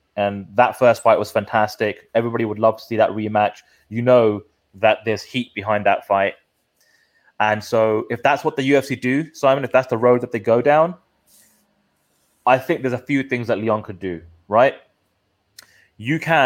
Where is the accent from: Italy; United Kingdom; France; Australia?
United Kingdom; We are the Brit pack